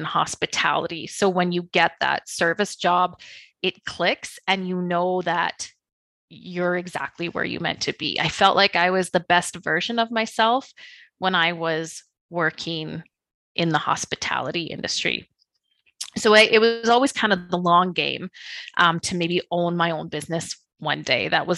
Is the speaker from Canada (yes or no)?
yes; Beaumont, Alberta, Canada; my hometown, Beaumont.